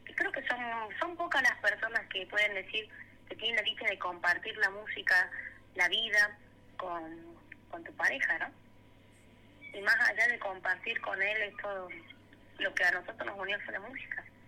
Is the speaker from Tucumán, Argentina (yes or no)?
yes; Tucumán, Argentina; now in Córdoba, Argentina; yo siempre representé Tucumán. Nunca voy a dejar de ser tucumana. Yo estando acá en Córdoba, esta docta hermosa que me adoptó como una cordobesa más